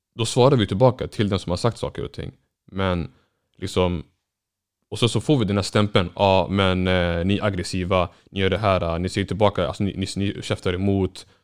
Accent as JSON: {"language": "Swedish", "region": "Norrland", "country": "Sweden", "said": "jag är norrländsk somalier"}